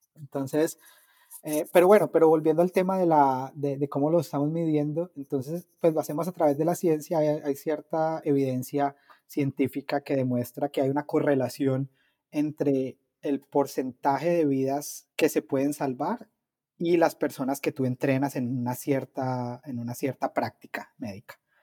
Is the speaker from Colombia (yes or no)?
yes; Cali, Valle del Cauca, Colombia; moved away; yo estudié en una universidad en Colombia, eh, en Cali, que es de donde yo soy